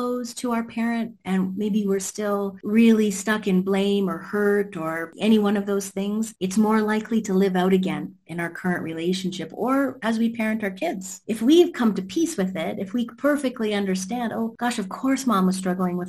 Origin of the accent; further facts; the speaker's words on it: Canada; because I'm from Canada.